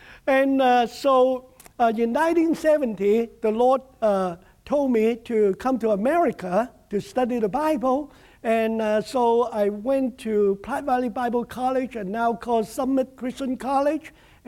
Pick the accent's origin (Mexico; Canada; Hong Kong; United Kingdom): Hong Kong; moved away; also born or lived in Nebraska; I grew up in Hong Kong. And Hong Kong, of course, is a little dot, you know, on the map of China.